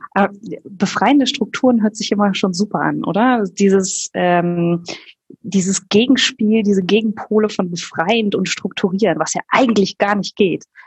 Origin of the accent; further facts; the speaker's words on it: Germany; als Deutsche